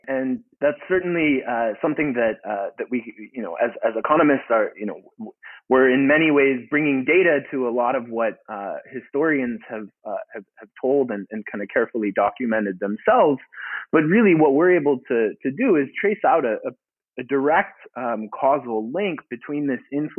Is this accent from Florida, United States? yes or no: no; St. Louis, Missouri, United States; I grew up in St. Louis, Missouri